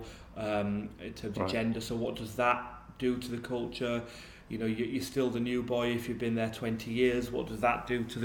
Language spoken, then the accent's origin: English; Yorkshire and the Humber, United Kingdom; I grew up in South Yorkshire in a small mining village